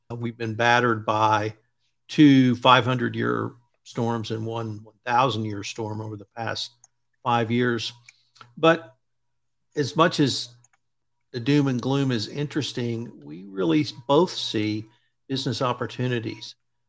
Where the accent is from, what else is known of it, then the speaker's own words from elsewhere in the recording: South Texas, United States; I grew up in South Texas, and I can name for you the 3 years in my first 60 years that it snowed.